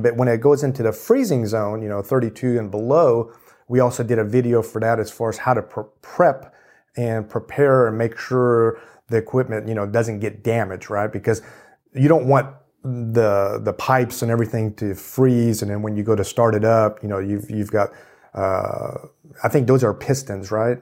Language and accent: English; Kansas City, Missouri, United States; now in Texas, United States; I grew up in Kansas City